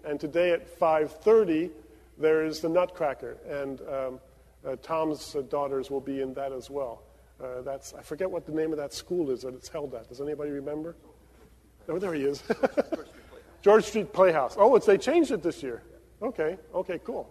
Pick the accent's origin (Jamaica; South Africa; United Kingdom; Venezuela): Venezuela; Caracas, Capital District; now in New Brunswick, United States; where I grew up in Caracas, Venezuela